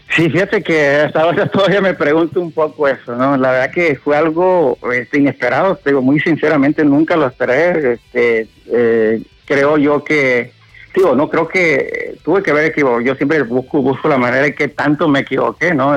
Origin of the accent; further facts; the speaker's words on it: Medellín de Bravo, Veracruz, Mexico; aquí en Medellín, estamos cerquita aquí de Veracruz al puerto